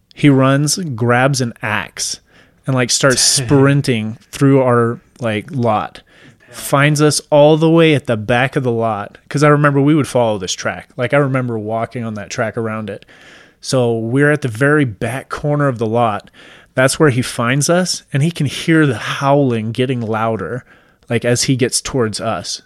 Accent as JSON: {"language": "English", "region": "Washington", "country": "United States", "tie": "born or raised there", "moved": "yes", "said": "I'm originally from Washington State"}